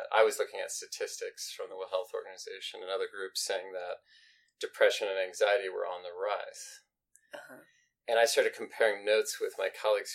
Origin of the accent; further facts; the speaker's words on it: St. Louis, Missouri, United States; I grew up here in the St. Louis area as well